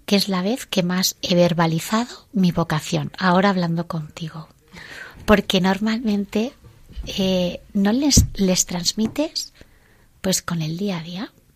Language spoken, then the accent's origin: Spanish; Villaviciosa de Odón, Community of Madrid, Spain; somos de Villaviciosa de Don